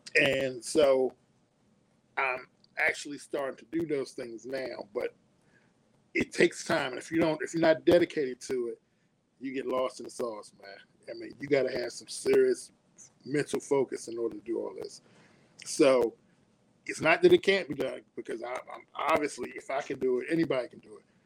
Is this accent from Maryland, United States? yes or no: yes; Suitland, Maryland, United States; also born or lived in Washington, D.C.; born and raised in D.C. Moved when we was kids, maybe about six. I think I was six years old. Moved to a suburb right outside of D.C. called Suitland, Maryland.